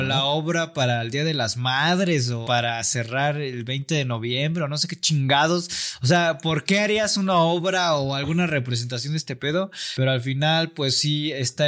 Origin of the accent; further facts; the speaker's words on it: Mexico; siendo mexicanos en general